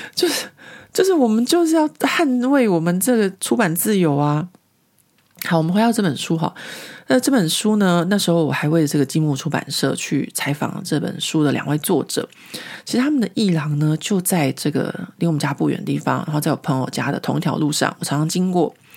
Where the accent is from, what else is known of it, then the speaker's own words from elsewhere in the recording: Taiwan; moved away as an adult; now in Paris, France; 我们从小在国立编译馆的教育下面长大